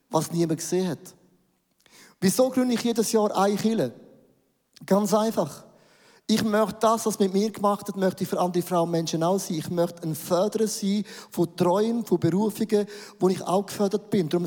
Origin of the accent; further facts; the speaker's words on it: Buchs, St. Gallen, Switzerland; now in Zürich, Switzerland; Ich, ich bin aufgewachsen in Bug, St. Gallen. Die schönsten drei Berge gibt es dort.